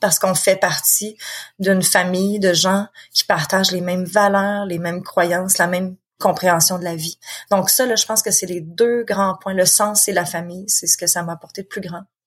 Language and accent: French; Quebec, Canada; accent: Québécois; je suis quelqu'un qui vit au Québec. De toute façon, on l'entend très bien avec mon accent